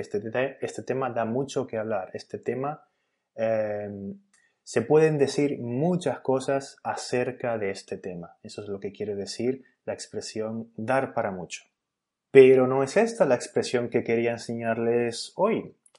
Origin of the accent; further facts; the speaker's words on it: Spain; en España decimos wifi